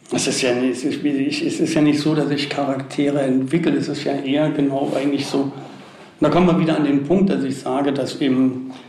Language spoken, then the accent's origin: German; Berlin, Germany; born there; also da wurde ich gebastelt, in Berlin bin ich dann geboren.